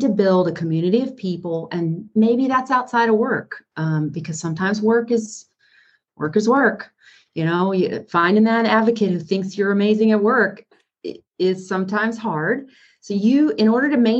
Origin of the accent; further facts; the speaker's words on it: North Carolina, United States; I grew up in North Carolina